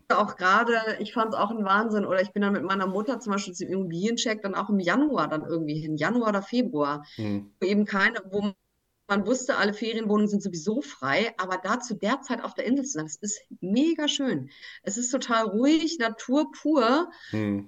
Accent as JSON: {"language": "German", "town": "Bielefeld", "region": "North Rhine-Westphalia", "country": "Germany", "tie": "born or raised there", "said": "ich bin ja auch in Bielefeld geboren"}